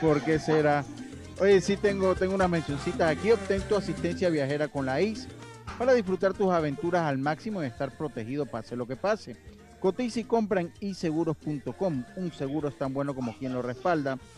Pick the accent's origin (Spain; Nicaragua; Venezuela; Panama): Panama; Los Santos; yo soy de Los Santos